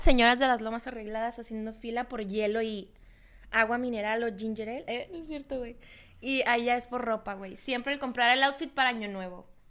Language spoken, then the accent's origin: Spanish; Loreto, Baja California Sur, Mexico; moved away; los que somos de allá de Loreto